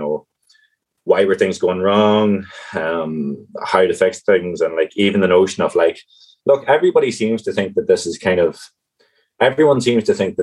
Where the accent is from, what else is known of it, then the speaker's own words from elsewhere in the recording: County Tyrone, Northern Ireland, United Kingdom; moved away as an adult; now in Cork, Ireland; Originally from County Tyrone and kind of a rural county